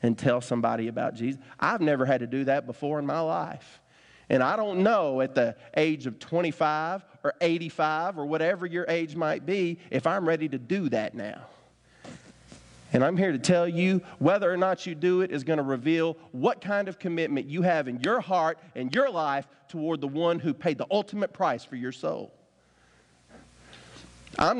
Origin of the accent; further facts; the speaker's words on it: Winchester, United States; I grew up in Winchester, so I got just enough a country boy in me